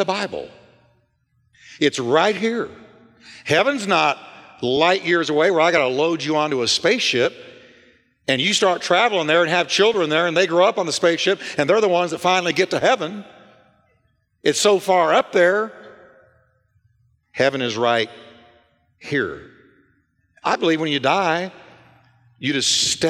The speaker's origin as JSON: {"language": "English", "town": "Richardson", "region": "Texas", "country": "United States", "tie": "born or raised there", "lives_now": "Fort Worth, United States", "said": "I was raised in Richardson, Texas, but during that time, Dallas was my city."}